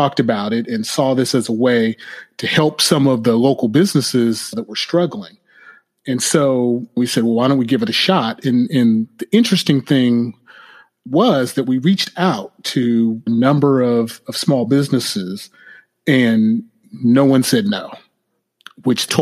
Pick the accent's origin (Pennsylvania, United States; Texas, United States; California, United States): California, United States; Southern; moved away as an adult; also born or lived in Los Angeles / New York City; now in Oakland, United States; I came from Southern California in 1988 to attend Cal